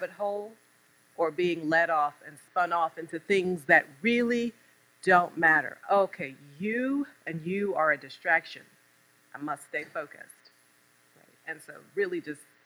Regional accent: Norfolk, Virginia, United States; I'm from Norfolk

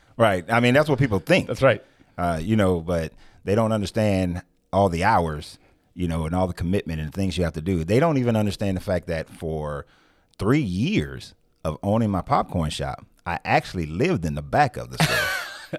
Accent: Marietta, Georgia, United States; I was born and raised in Marietta, Georgia

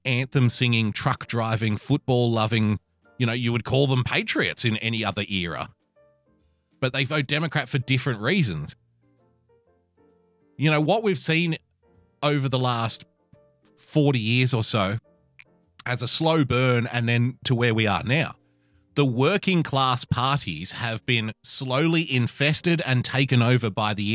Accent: Australia; I love being an Aussie

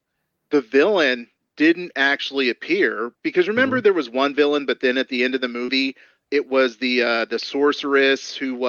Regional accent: United States; we're American.

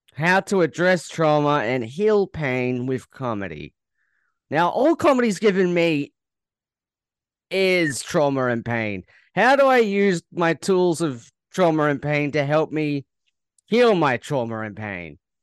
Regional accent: Australia; as an Australian

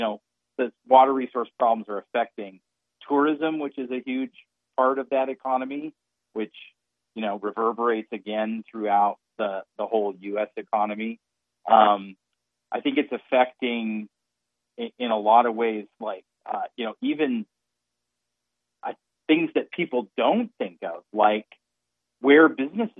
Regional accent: Redding, California, United States; I grew up in Redding

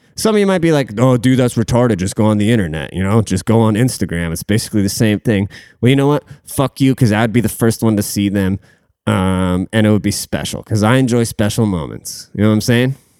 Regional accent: Washington, United States; I'm from Washington State

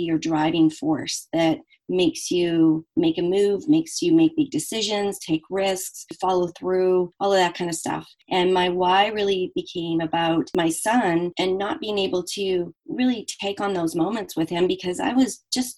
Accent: Canada; I am Canadian

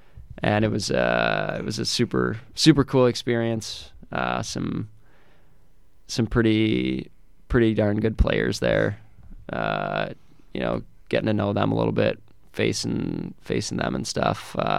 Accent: Pickering, Ontario, Canada; also born or lived in Little Britain, Ontario; I'm from just outside of Toronto. I grew up in a town called Pickering, Ontario.

